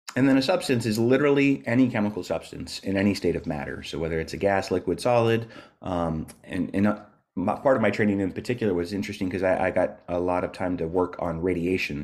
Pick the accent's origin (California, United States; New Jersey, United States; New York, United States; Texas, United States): California, United States; moved away as an adult; now in Dunedin, New Zealand